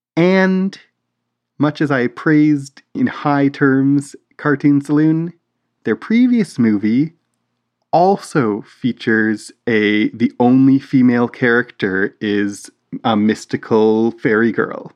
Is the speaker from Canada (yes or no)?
yes; Canada; We're we're Canadian